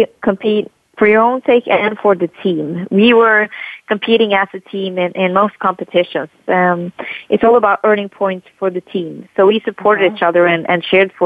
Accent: Norway; English is a second language; moved away as an adult; also born or lived in Dallas, United States; I'm from Norway. I grew up here with my family

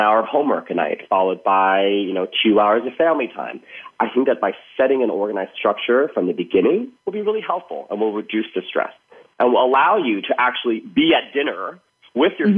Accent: Thailand; moved away; growing up in Thailand

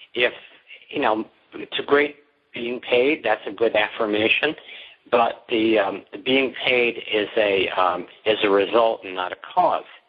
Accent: New York, United States; I'm from New York

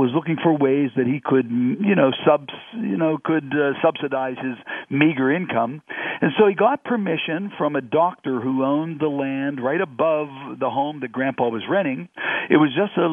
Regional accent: Condeluci Hill, Pittsburgh region, Pennsylvania, United States; Growing up on Condeluci Hill, my best friend was my next door neighbor

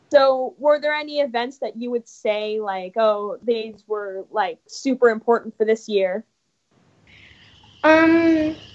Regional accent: Los Angeles, California, United States; welcome back. … from Los Angeles, California, and you're listening to Kids First Coming Attractions.

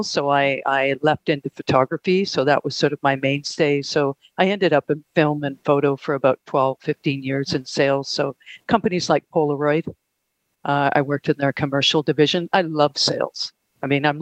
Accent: Canada; I'm from Canada, so I'm based in Toronto

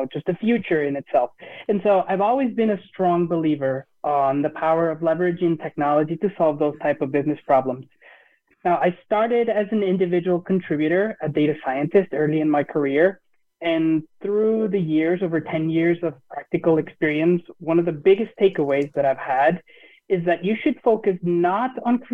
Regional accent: Mexico; now in Grand Rapids, United States; I am originally from Mexico, but I currently live in Grand Rapids, Michigan

